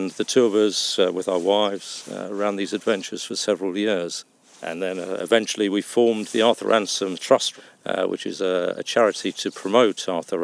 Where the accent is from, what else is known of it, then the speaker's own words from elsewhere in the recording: London, United Kingdom; also born or lived in Penrith, Cumbria; now in Windermere, United Kingdom; Well, I live in Windermere now, but I was brought up in North London. My parents were from Penrith in Cumbria.